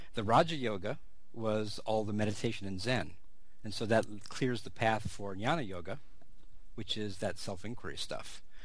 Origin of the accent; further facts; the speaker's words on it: California, United States; growing up in California, being sort of a a very open, multicultural place, multilingual place